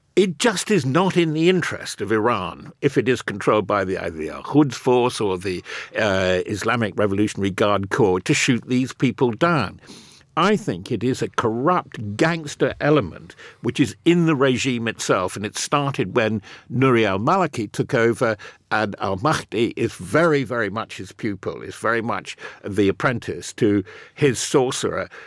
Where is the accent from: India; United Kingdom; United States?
United Kingdom; even as a Brit